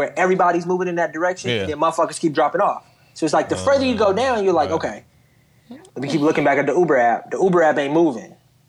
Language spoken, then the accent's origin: English; Milwaukee, Wisconsin, United States; I'm also from Milwaukee